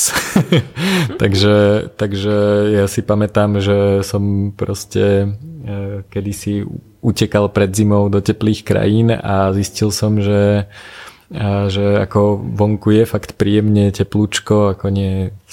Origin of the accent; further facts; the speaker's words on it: central Slovakia, Slovakia; now in Bratislava, Slovakia; ja som vyrastal na strednom Slovensku, okolo mňa nízke Tatry